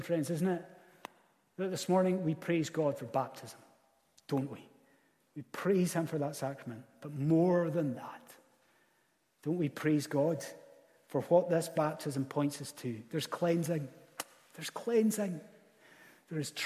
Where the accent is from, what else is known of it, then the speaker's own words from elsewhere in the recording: Scottish Highlands, Scotland, United Kingdom; as a Scottish Highlander